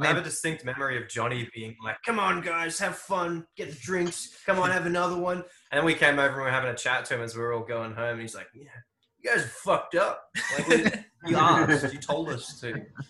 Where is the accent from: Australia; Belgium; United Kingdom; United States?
Australia; accent: Aussie; And there's something about our accent. We have to reduce it a lot so Japanese people can understand us when we're speaking English.